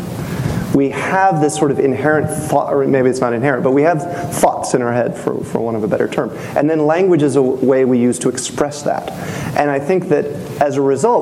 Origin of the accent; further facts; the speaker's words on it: North Carolina, United States; I'm from North Carolina